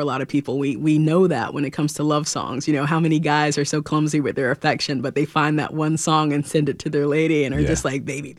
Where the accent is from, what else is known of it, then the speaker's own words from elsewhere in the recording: North Carolina, United States; anytime I get to play back home, North Carolina is my home state, born and raised. So anytime I'm back home, it's always a blast.